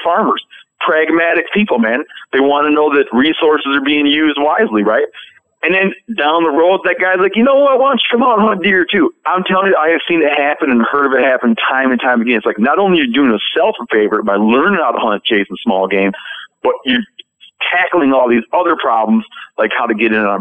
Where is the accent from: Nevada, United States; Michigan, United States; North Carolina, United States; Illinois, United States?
Michigan, United States; when I was a kid, I grew up in Michigan.